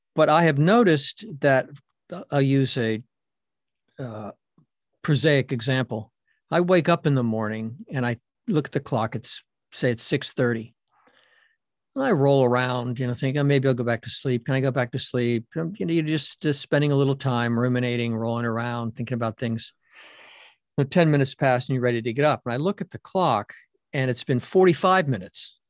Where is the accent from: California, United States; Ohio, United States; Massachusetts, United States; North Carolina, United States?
Massachusetts, United States; Boston; I'm from Boston and a Red Sox fan